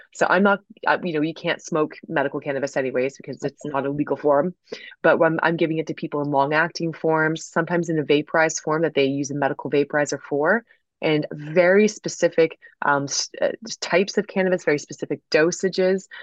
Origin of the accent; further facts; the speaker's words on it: United States; growing up in the States